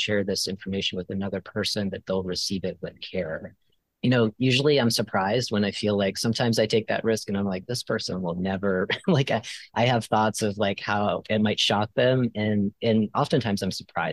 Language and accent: English; Florida, United States; I grew up in Florida